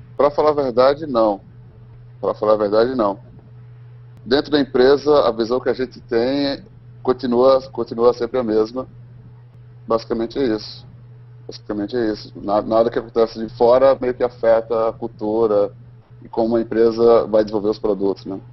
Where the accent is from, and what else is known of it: Brazil; first language Portuguese; moved away as an adult; now in United States